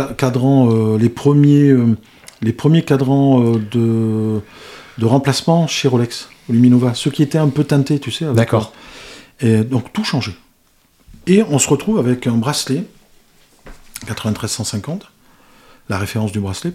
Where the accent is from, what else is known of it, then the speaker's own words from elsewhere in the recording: Spain; je suis espagnol